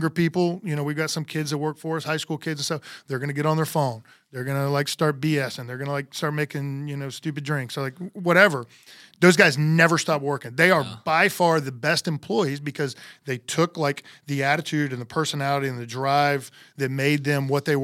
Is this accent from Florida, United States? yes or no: yes; Homestead, Florida, United States; born there; Uh, I was born in Homestead, Florida, which is down south of Miami.